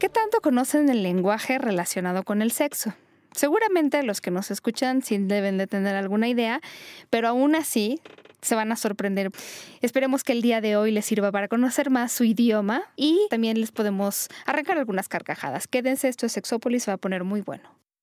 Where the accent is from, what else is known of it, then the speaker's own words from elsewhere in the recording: Mexico; donde vivimos, en nuestra querida México, que fue donde yo nací